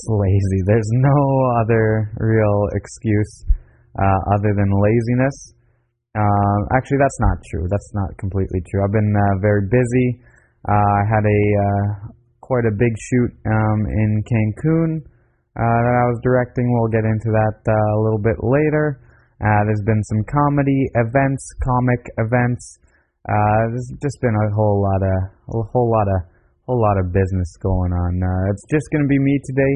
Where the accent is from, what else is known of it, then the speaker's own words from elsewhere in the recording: Canada; I'm from Canada